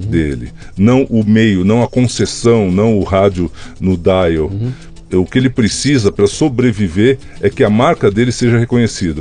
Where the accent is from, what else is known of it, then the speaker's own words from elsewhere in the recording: São Paulo, Brazil; also born or lived in Marília; Eu nasci em Marília, mas só para dourar a minha biografia, porque os meus pais já estavam em São Paulo, eu nasci nas férias, né? Uhum. Então fui lá nascer perto da vovó, mas eu já estava em São Paulo, já morava em São Paulo.